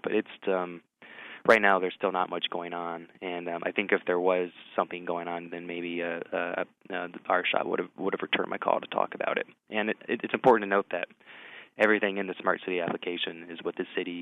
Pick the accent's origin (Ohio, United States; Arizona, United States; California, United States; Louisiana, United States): Ohio, United States; Columbus; I was born in Columbus. I grew up in German Village